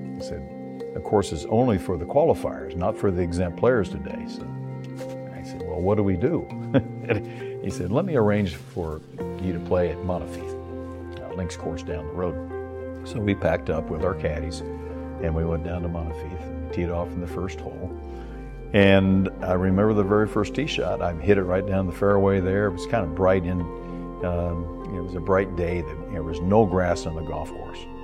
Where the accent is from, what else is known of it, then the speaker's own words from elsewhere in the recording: Kansas City, Missouri, United States; I grew up in Kansas City in, in, the middle of the Midwest where the winters are very cold